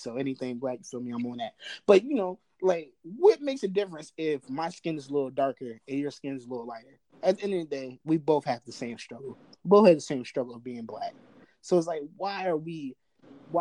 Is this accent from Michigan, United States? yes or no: no; New Jersey, United States; also born or lived in Baltimore; I'm from Jersey